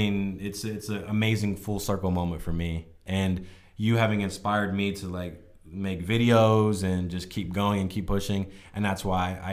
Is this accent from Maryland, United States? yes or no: yes; Southern Maryland, United States; moved away as an adult; also born or lived in Philadelphia, United States; now in California, United States; I'm from Southern Maryland